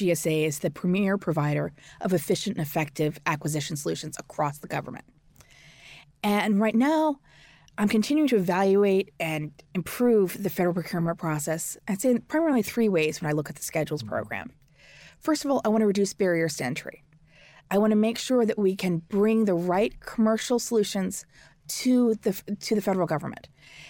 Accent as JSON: {"language": "English", "town": "St. Louis", "region": "Missouri", "country": "United States", "tie": "born or raised there", "said": "So I'm a Missourian. I grew up in St. Louis, and President Truman's from Missouri."}